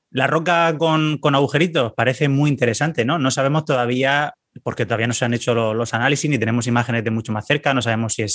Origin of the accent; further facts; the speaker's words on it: Valencian Community, Spain; casi, casi de Murcia. Estoy aquí a tres pueblos de la, región de Murcia, aunque pues soy valenciano